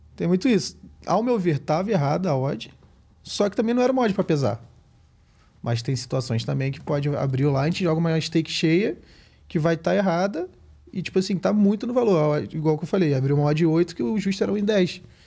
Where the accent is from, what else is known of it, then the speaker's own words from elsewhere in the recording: Araruama, Rio de Janeiro, Brazil; clube lá da minha cidade, lá em Araruama, no Rio de Janeiro